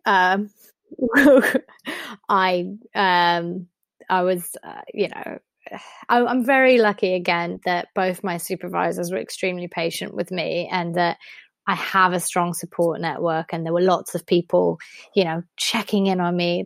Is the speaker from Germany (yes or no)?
yes; Germany; also born or lived in United States; now in United Kingdom; I grew up in Germany